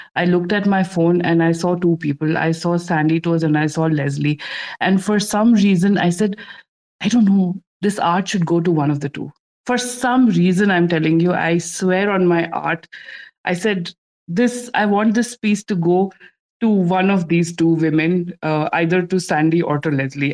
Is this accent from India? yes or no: yes; India; I'm from India